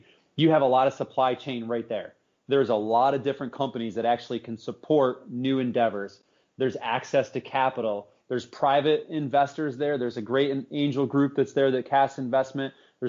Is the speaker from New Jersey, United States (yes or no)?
no; Southern Tier, New York, United States; I was born and raised in the Southern Tier, and that's an area that's been kind of cast off, you know, for a long time.